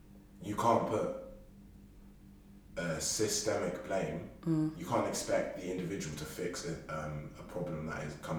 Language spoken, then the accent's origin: English; Nigeria; As a Nigerian man.